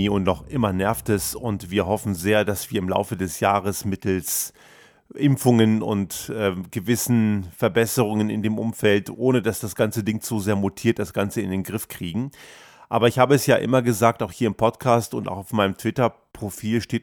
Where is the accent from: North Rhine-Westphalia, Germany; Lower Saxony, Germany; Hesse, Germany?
Lower Saxony, Germany; Göttingen; ich bin ja in Göttingen aufgewachsen